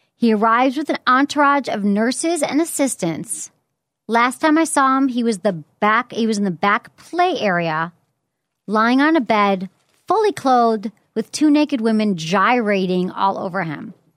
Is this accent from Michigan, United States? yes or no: yes; Detroit, Michigan, United States; now in San Francisco, United States; I'm from Michigan.